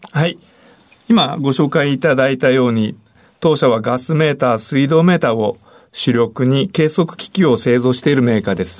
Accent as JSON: {"language": "Japanese", "town": "Niihama", "region": "Ehime", "country": "Japan", "tie": "born or raised there", "also_born_or_lived": "Nagoya", "moved": "yes", "said": "愛媛県で生まれました。愛媛県の新居浜市というところです。"}